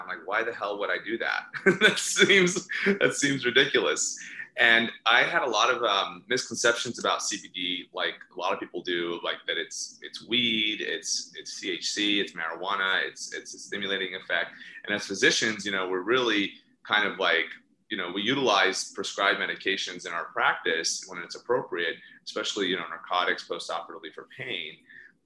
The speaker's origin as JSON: {"language": "English", "region": "Indiana", "country": "United States", "tie": "born or raised there", "moved": "yes", "lives_now": "Los Angeles, United States", "said": "I'm originally from Indiana. So I was born and raised in Indiana"}